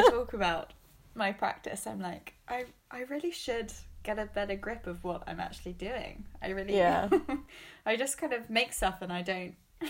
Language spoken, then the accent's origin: English; England, United Kingdom; now in Baltimore, United States; I am from the South Coast of England.